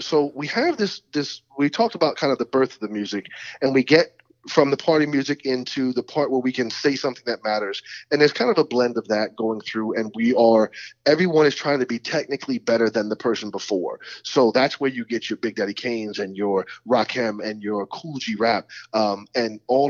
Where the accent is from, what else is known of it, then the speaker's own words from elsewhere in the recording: Ireland; Because whereas I can come over here as an Irish person, and once my children don't have an accent, they're American.